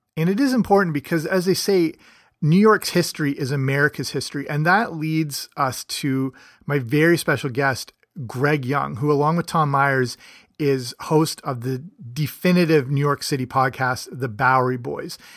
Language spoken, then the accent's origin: English; Canada; I'm Canadian